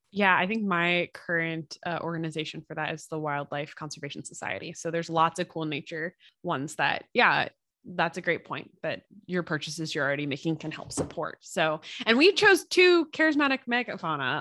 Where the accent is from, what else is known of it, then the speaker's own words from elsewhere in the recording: United States; as an American